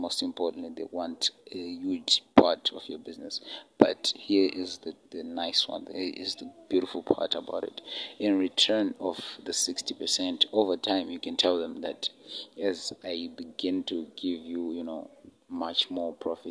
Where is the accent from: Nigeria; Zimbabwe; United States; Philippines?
Zimbabwe; my home country, Zimbabwe, in Africa